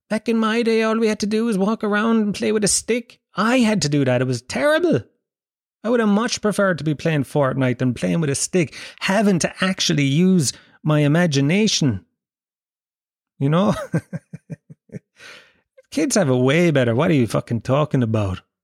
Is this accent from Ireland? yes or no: yes; Ireland; we grew up in in Ireland